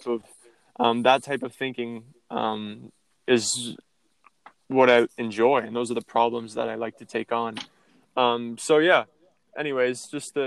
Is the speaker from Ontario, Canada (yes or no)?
yes; Iroquois Falls, Ontario, Canada; born or raised there